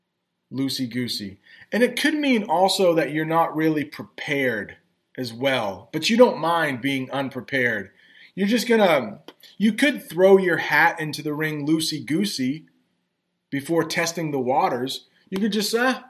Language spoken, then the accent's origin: English; United States